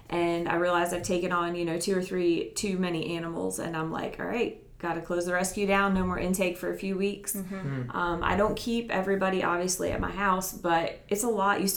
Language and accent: English; New Jersey, United States; moved away as an adult; now in Upstate South Carolina, United States; I grew up in New Jersey, and I moved here when I was about 18 to go to school. And then I just stayed here